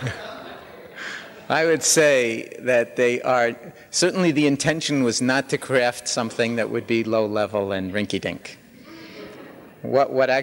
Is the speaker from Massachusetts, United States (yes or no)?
no; New York City, New York, United States; I was born in New York City in 1944